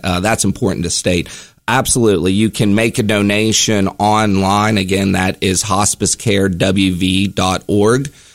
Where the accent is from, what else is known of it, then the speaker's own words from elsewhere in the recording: Charleston, West Virginia, United States; I'm from West Virginia. I'm, I'm actually from Charleston.